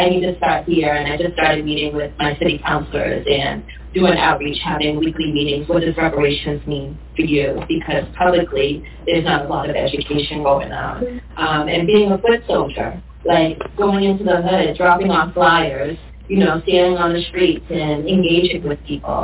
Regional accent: Boston, Massachusetts, United States; also born or lived in Cambridge, Massachusetts; I grew up in Boston

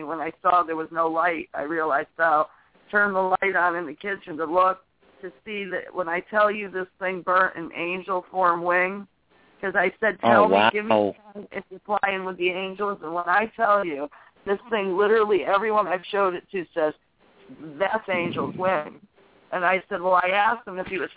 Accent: Connecticut, United States; now in New Hampshire, United States; I'm from Connecticut

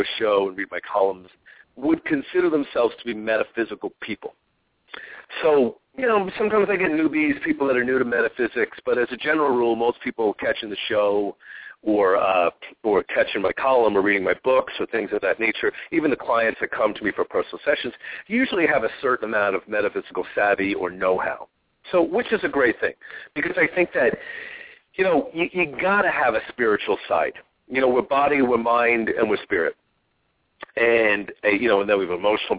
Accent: Long Island, New York, United States; now in Phoenix, United States; when I grew up on Long Island, we got rain a lot.

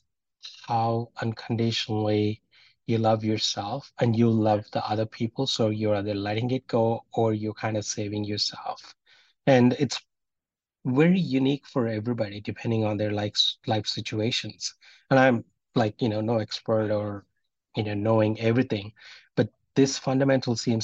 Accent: India; from where I'm from Indian Hinduism

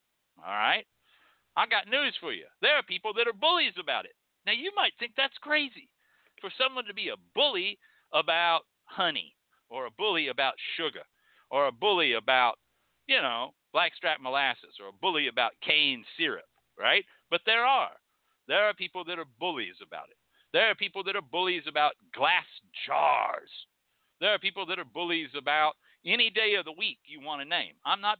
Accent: North Carolina, United States; I come from North Carolina and we got some damn fine hoodoo.

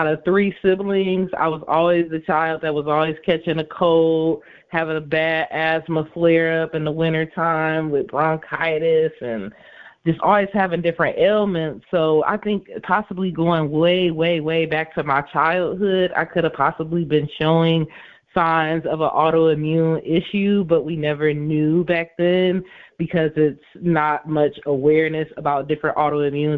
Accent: Inkster, Michigan, United States; I am actually from Inkster, Michigan, so actually right outside of Detroit is where I'm from.

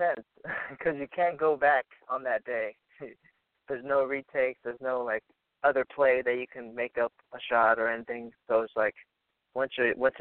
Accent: Orange County, California, United States; I'm from Orange County, California

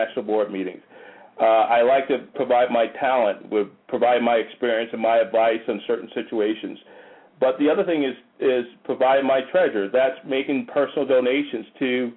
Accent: Paterson, New Jersey, United States; moved away as an adult; now in Atlanta, United States; I grew up in Paterson, New Jersey

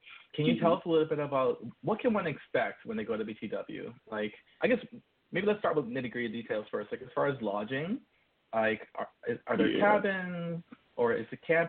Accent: New York City, New York, United States; I'm from New York City

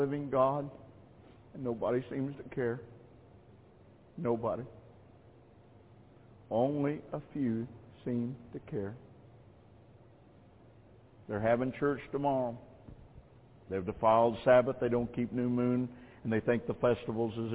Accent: United States; I am an American. I live here in this land

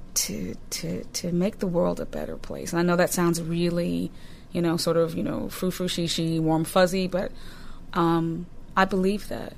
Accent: Newton, Massachusetts, United States; I grew up in Newton, Massachusetts

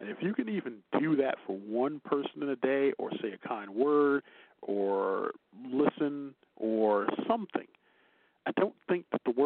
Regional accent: Chicago, Illinois, United States; accent: Chicago; my Chicago accent

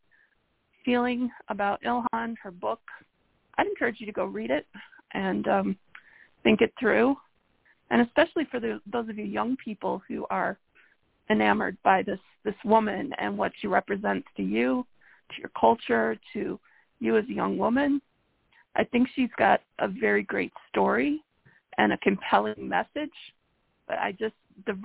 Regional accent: Detroit, Michigan, United States; I grew up in Detroit, which is one of the largest Muslim congregations of America

